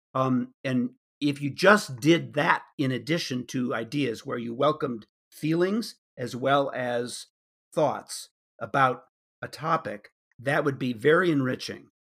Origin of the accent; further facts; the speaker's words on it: suburbs of Chicago, Illinois, United States; moved away; growing up in the Republican suburbs of Chicago